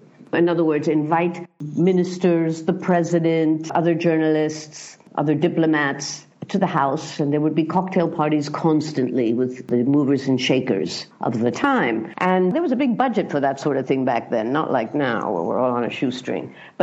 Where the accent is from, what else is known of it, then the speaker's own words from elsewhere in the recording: London, United Kingdom; born there; I was born in London to a journalist father.